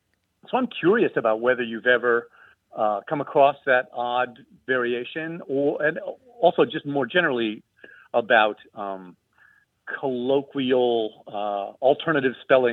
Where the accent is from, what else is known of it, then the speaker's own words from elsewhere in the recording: Erie, Pennsylvania, United States; moved away as an adult; also born or lived in Pittsburgh; now in Montclair, United States; I grew up in Erie, Pennsylvania.